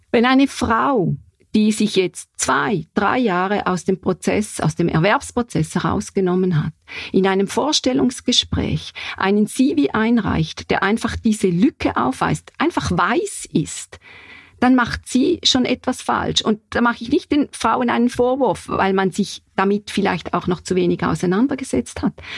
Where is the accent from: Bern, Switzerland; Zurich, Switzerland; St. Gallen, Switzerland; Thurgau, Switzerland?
St. Gallen, Switzerland; wo ich herkomme in St. Gallen